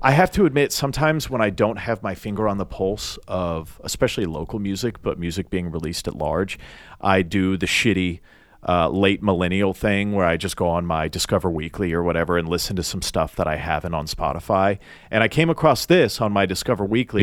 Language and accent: English; Nashville, Tennessee, United States; I'm from Nashville